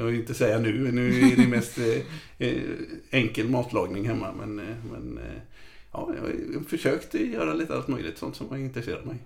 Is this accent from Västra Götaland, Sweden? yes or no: yes; Gothenburg, Västra Götaland, Sweden; jag uppvuxen i ett frikyrkohem så jag var involverad i, i Saronkyrkan i Göteborg